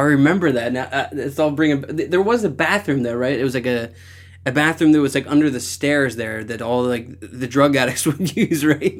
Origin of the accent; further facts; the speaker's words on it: Philadelphia, Pennsylvania, United States; moved away as an adult; also born or lived in Los Angeles; I'm from Philadelphia.